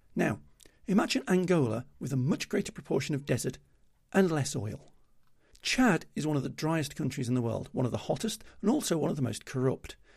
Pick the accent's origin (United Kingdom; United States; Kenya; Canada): United Kingdom; being British means I'm already well aware of it from my home life